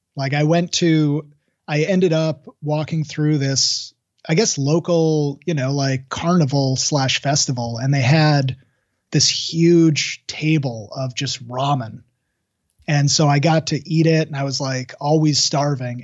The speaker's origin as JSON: {"language": "English", "town": "Seattle", "region": "Washington", "country": "United States", "said": "I would say Seattle"}